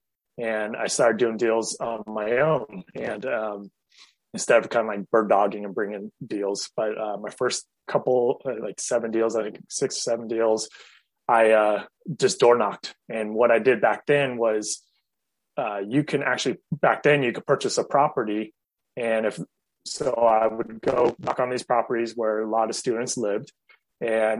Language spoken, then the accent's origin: English; Fremont, California, United States; also born or lived in Chico; the town where I grew up in Fremont